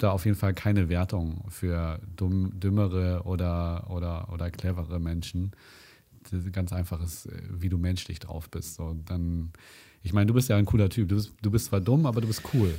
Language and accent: German; Germany; hier gerade bei uns in Deutschland